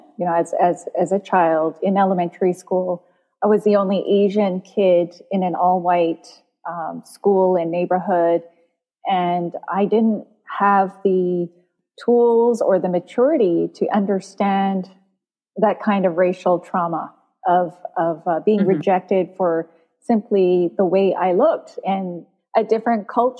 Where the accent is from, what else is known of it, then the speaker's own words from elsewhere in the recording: Burnaby, British Columbia, Canada; also born or lived in South Korea; I grew up in Vancouver, in a suburb of Vancouver, Burnaby.